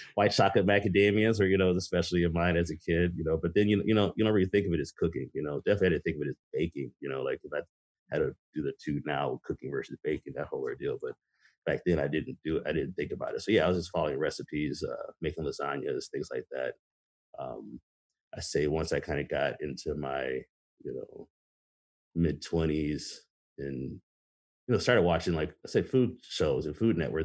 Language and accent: English; Racine, Wisconsin, United States; also born or lived in Michigan / Rancho Cucamonga, California; Uh, I grew up most of my life in Wisconsin. I was born in Michigan, and my parents moved us to California. We were super young. Uh, I lived in Cucamonga in the LA area until I was about seven or eight. Then I moved uh, moved here to Wisconsin